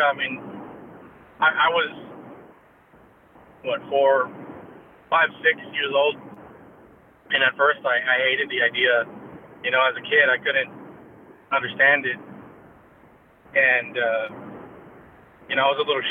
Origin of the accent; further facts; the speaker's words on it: Donna, Texas, United States; first language English; also born or lived in Weslaco, Texas; I was born in Weslaco, and pretty much went back and forth between Donna and Weslaco up until actually first grade